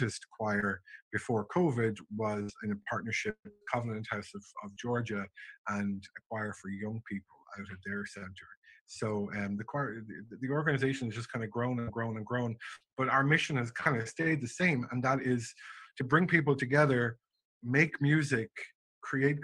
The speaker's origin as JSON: {"language": "English", "area": "a small town west of Dublin", "region": "Leinster", "country": "Ireland", "tie": "born or raised there", "also_born_or_lived": "St. Pete Beach, Florida", "moved": "yes", "lives_now": "Atlanta, United States", "said": "I grew up in Ireland, a very small town just west of Dublin"}